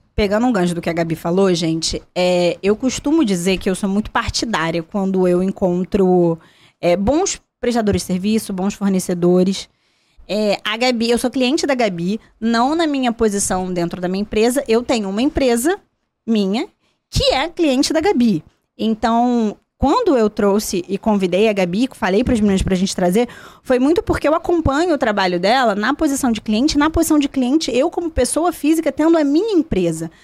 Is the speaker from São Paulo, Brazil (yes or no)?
no; Volta Redonda, Rio de Janeiro, Brazil; da minha cidade, do sul do estado